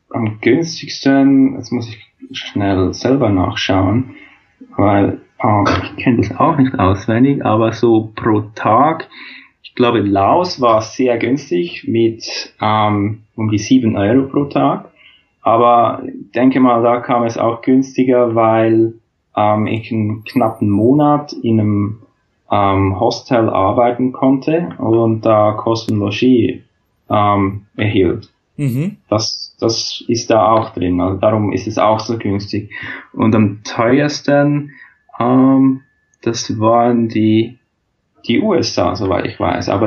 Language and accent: German; Switzerland; weil zum Beispiel in Australien kann ich als Schweizer kein Work and Travel Visum beantragen.